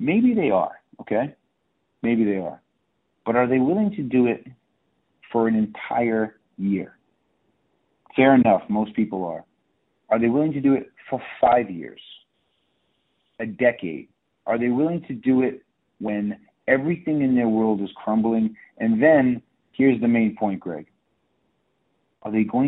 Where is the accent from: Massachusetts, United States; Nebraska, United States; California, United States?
Massachusetts, United States; Southeastern; moved away as an adult; now in Miami Beach, United States; I'm from Southeastern Mass